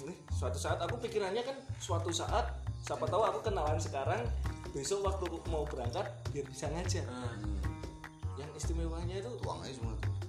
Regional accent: Java, Indonesia; accent: Javanese (medok); Kan kalau logat gue Jawa banget gitu kan medok banget kan ah. jadi kan mereka nggak naruh curiga yeah.

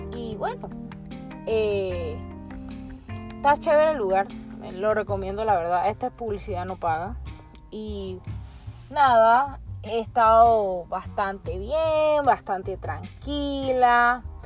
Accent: Panama; nosotros como panameños

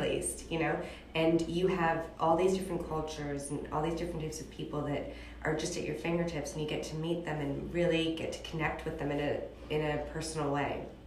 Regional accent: Beverly Hills, California, United States; moved away as an adult; also born or lived in New York / Los Angeles / London; I was born and raised in Beverly Hills

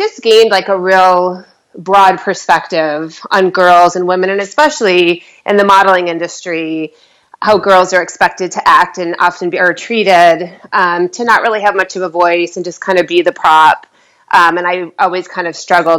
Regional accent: Michigan, United States; I'm from Michigan, so I know the Midwest

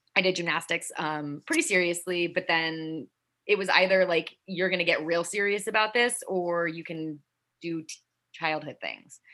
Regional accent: Salt Lake City, Utah, United States; moved away as an adult; also born or lived in Delaware / Boston; now in New York, United States; I was born in Delaware. Uh, lived there till I was 10, and then my parents moved us to Salt Lake City, Utah. So oh. I spent my formative years out west um, from when I was 10 to when I was 18

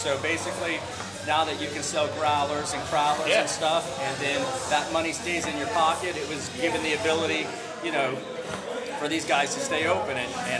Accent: Tampa, Florida, United States; moved away as an adult; also born or lived in Lake Worth, Florida; So I'm from Tampa originally my whole life.

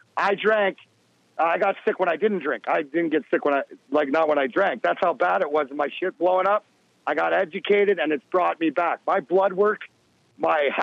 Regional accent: Canada; when you grow up in Canada

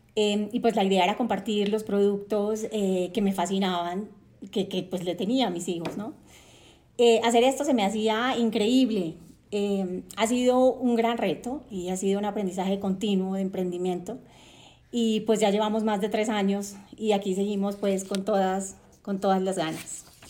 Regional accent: Cartagena, Bolívar, Colombia; Nací en Cartagena de Indias, Colombia, Em, crecí rodeada de una brisa caribeña deliciosa

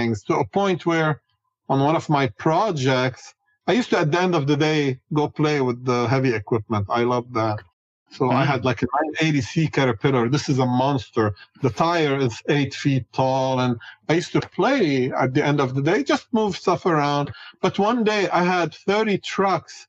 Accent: Beirut, Beirut Governorate, Lebanon; moved away as an adult; now in United States; I grew up in Beirut, Lebanon, and I went to the American University of Beirut

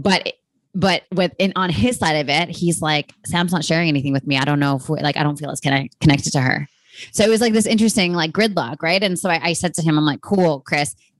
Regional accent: Canada; now in United States; being a Canadian, no one really cares about politics up there. Whereas when I moved to America

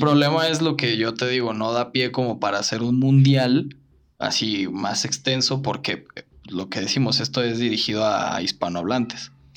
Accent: Mexico

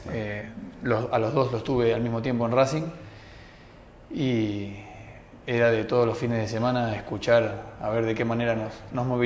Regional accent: Argentina; Eh, somos argentinos, somos

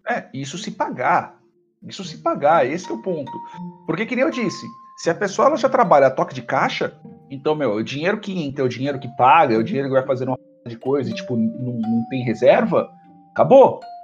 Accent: Brazil; todos nós somos brasileiros

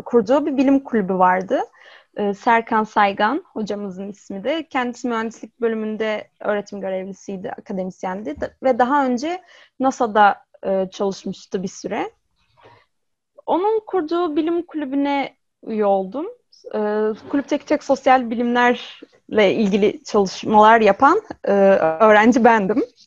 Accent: İzmir, Turkey; 95 yılında İzmir'de doğdum

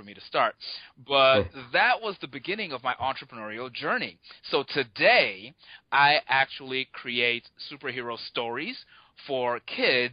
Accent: Nigeria; moved away as an adult; now in United States; I grew up in Nigeria. So I live in the U.S. now. I've been here half my life, but I did grow up in Nigeria.

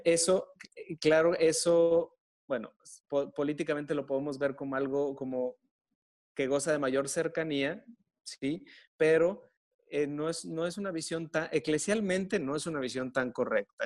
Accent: Monterrey, Nuevo León, Mexico; soy de aquí de Monterrey y soy sacerdote católico

